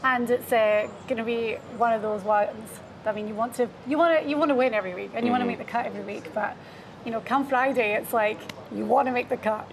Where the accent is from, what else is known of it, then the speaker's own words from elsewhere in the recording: Scotland, United Kingdom; being Scottish